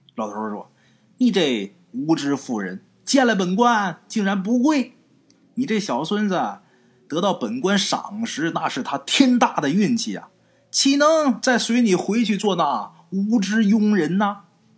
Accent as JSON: {"language": "Chinese", "region": "Liaoning", "country": "China", "accent": "Liaoning dialect", "said": "我们辽宁话管这东西叫刀郎"}